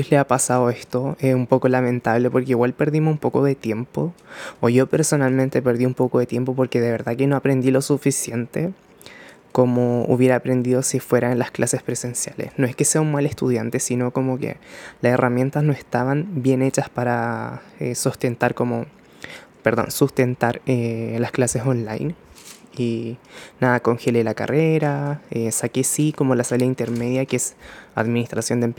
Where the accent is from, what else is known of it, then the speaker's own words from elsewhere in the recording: Chile; also born or lived in Japan; como puedan pronunciarlo. Soy japonés chileno, actualmente cuando estoy grabando esto tengo 21 años. Em, nací en el año 2000